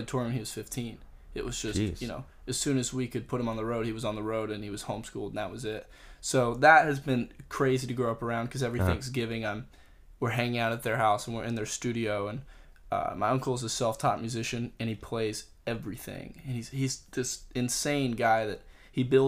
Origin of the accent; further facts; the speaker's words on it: Pensacola, Florida, United States; I grew up in Pensacola is a small town